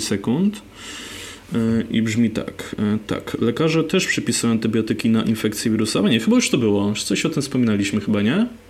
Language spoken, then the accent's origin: Polish; Poland; moved away; ja pochodzę z mniejszego miasta, takie nie wiem, 15 tysięcy ludzi